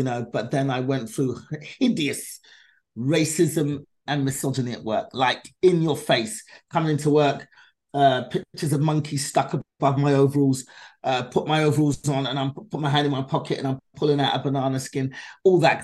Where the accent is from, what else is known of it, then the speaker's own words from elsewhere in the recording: London, United Kingdom; now in Los Angeles, United States; I was born and raised in London, England